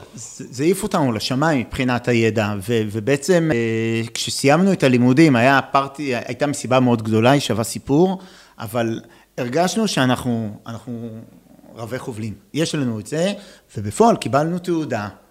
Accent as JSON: {"language": "Hebrew", "country": "Israel", "also_born_or_lived": "Netherlands"}